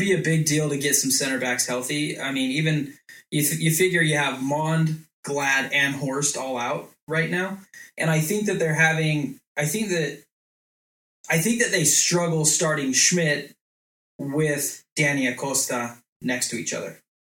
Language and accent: English; Long Island, New York, United States; I'm from I'm from Long Island. I come from an Italian family.